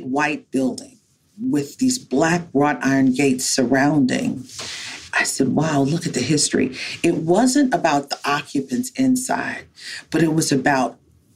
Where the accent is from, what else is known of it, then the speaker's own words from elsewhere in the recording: Baltimore, Maryland, United States; as a little Black child growing up in Baltimore